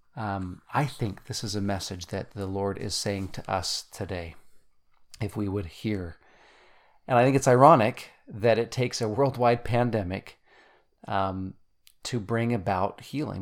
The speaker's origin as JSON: {"language": "English", "region": "Utah", "country": "United States", "also_born_or_lived": "Germany", "moved": "as an adult", "said": "we come from Utah originally"}